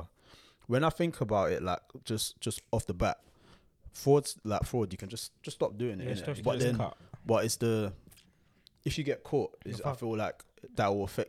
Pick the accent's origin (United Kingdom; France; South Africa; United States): United Kingdom; London; I grew up in Hackney, Shoreditch